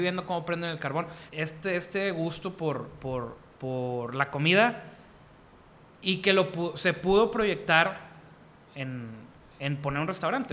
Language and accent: Spanish; Monterrey, Nuevo León, Mexico; como buen regio